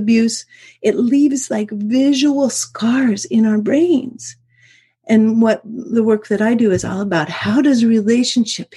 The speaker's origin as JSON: {"language": "English", "region": "Alaska", "country": "United States", "tie": "born or raised there", "said": "I was raised in the University of Alaska atmosphere"}